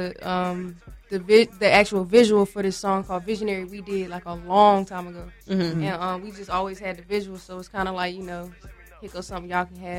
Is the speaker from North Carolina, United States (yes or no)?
yes; Charlotte, North Carolina, United States; I'm from Charlotte